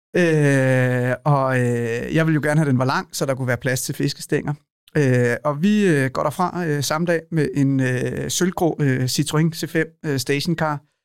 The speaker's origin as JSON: {"language": "Danish", "town": "Lejre", "region": "Zealand", "country": "Denmark", "tie": "born or raised there", "also_born_or_lived": "Copenhagen, Denmark / Maine, United States", "said": "Lejre, hvor jeg er opvokset"}